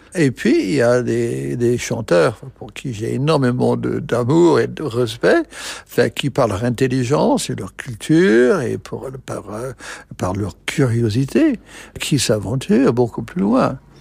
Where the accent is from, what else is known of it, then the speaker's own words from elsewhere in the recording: United States; French is a second language; moved away; je suis américain